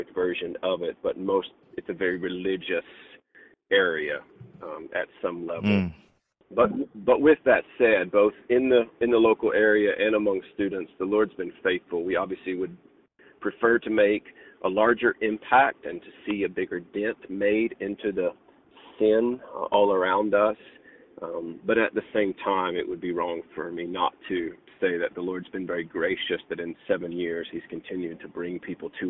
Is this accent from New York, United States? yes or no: no; West Tennessee, United States; also born or lived in Mississippi / Virginia; now in Radford, United States; I moved here from Mississippi and grew up in West Tennessee